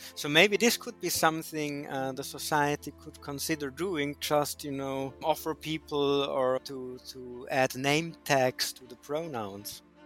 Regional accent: Austria; moved away as an adult; also born or lived in Switzerland / Netherlands; now in Berlin, Germany; I grew up in the mountains in Austria, studied in Switzerland, did a PhD in the Netherlands, and ended up in Berlin, Germany six years ago.

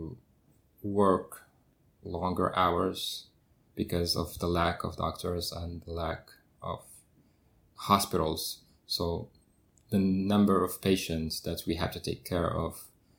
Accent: Casablanca, Casablanca-Settat, Morocco; moved away as an adult; now in Paris, France; I was born and raised in Casablanca, and I've only moved

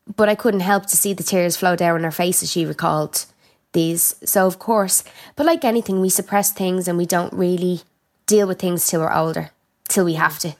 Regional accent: Ireland; I'm Irish

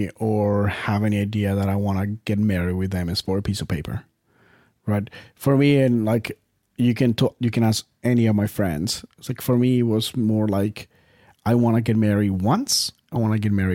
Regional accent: Colombia; moved away as an adult; I'm from Colombia. I'm here on their student visa.

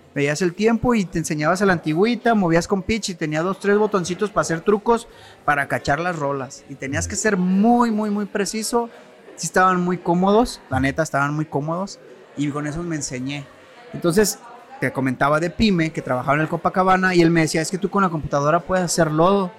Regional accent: Tonalá, Jalisco, Mexico; also born or lived in Mexico City; now in Zapotlanejo, Mexico; yo soy nacido del Distrito Federal antes, ahorita Ciudad de México, pero a los 6 años nos vinimos a Guadalajara. Entonces, yo de los 6 años yo vivía en Tonalá

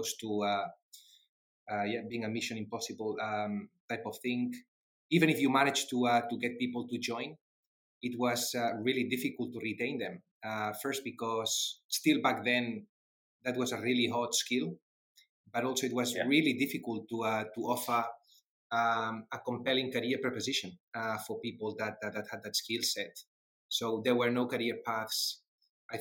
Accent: Barcelona, Catalonia, Spain; accent: Spanglish; English is a second language; moved away as an adult; also born or lived in Netherlands / Switzerland; I'm definitely not from the UK. I was born in Barcelona. That's where I studied.

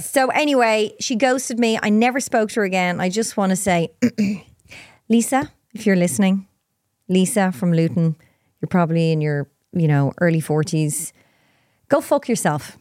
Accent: Ireland; I'm Irish.

